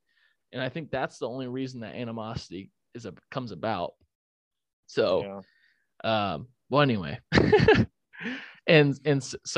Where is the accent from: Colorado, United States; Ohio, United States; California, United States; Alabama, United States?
Colorado, United States; because I was born out in Colorado, so I grew up always rooting for the Rockies.